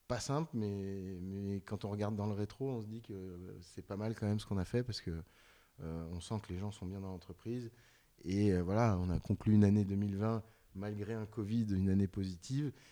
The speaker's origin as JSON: {"language": "French", "town": "Lyon", "region": "Auvergne-Rhône-Alpes", "country": "France", "said": "je suis lyonnais, j'aime bien que l'OL gagne"}